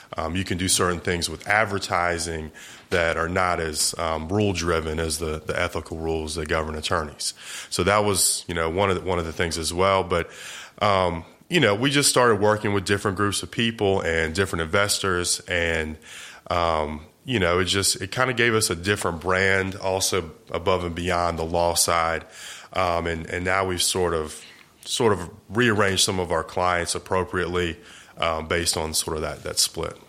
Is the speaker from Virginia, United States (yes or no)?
yes; Eastern Shore of Virginia, United States; moved away as an adult; now in Jacksonville, United States; I was, uh, originally born and raised in Virginia, a small little peninsula called the Eastern Shore of Virginia.